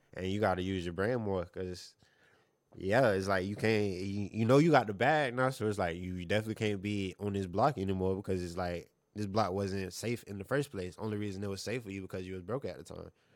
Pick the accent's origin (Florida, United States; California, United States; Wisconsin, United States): Florida, United States; Fort Myers; growing up in Fort Myers